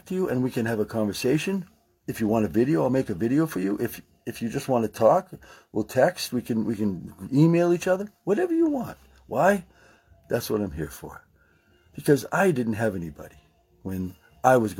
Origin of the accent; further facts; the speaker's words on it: Maine, United States; I'm from Maine